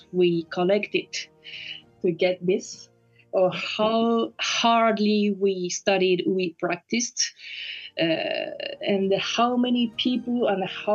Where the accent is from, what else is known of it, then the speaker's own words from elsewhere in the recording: Osaka, Japan; English is a second language; moved away as an adult; also born or lived in Tokyo, Japan / Paris, France; now in The Hague, Netherlands; My origin is Japanese. So I was born in Osaka, in Japan